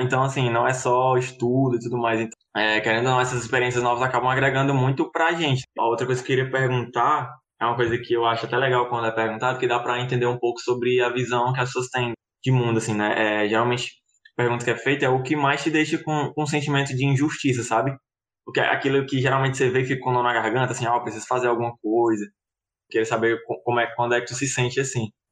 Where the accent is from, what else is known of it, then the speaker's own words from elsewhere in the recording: Fortaleza, Ceará, Brazil; now in Caucaia, Brazil; eu não nasci, né, no interior, já nasci aqui. Em, na verdade, eu moro em Calcaia, não moro em Fortaleza.